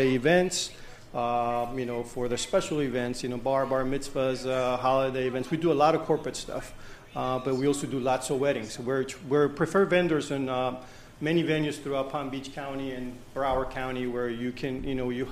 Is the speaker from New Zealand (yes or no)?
no; Nicaragua; I'm from Nicaragua